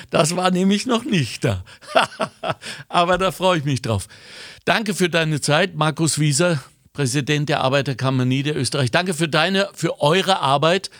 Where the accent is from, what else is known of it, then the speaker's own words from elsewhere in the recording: Germany; moved away; als Deutscher, der nie aufgehört hat, lingual Deutscher zu sein